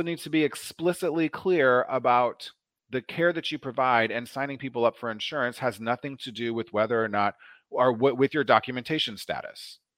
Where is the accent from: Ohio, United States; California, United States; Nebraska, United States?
Nebraska, United States; Omaha; I grew up in Nebraska in the eighties and nineties